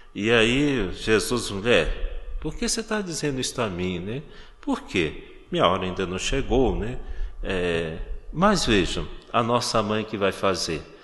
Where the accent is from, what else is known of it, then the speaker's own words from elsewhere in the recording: Minas Gerais, Brazil; now in Garanhuns, Brazil; de onde eu venho, Minas Gerais, é, a gente tem que se cumprimentar na rua